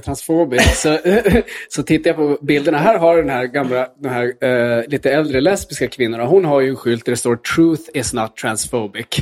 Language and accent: Swedish; Luleå, Norrbotten County, Sweden; kyrkan där jag växte upp i Luleå